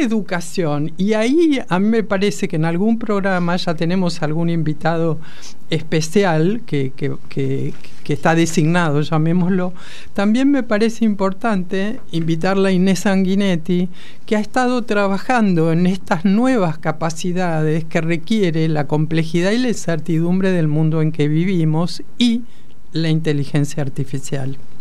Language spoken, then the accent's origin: Spanish; La Plata, Buenos Aires Province, Argentina; yo soy eh, platense